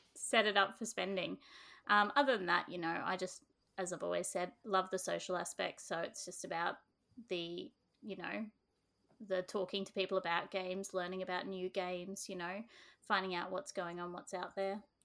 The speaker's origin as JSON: {"language": "English", "region": "England", "country": "United Kingdom", "tie": "born or raised there", "moved": "yes", "lives_now": "Australia", "said": "I actually grew up in England"}